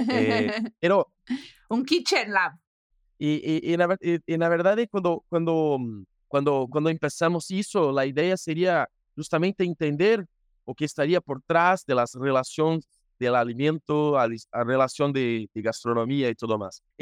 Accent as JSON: {"language": "Spanish", "country": "Brazil", "second_language": "Spanish", "said": "soy de Brasil y como siempre hablo con Andrés o en los encuentros de la red, eh, yo no voy a hablar español ni portugués, yo hablo portuñol."}